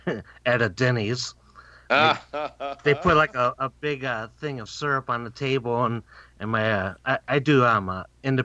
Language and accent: English; Northwest Indiana, United States; I'm a Midwesteran, born and raised in the Northwest Indiana, and just not too far outside of Chicago. I just tell people I'm from Chicago because they don't know where my city is at. It's like right next to Gary, up in the very corner of Indiana.